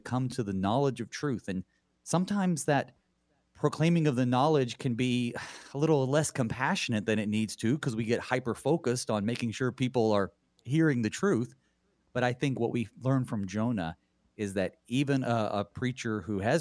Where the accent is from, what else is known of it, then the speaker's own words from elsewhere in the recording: the South, United States; Growing up in the South, I knew of so many preachers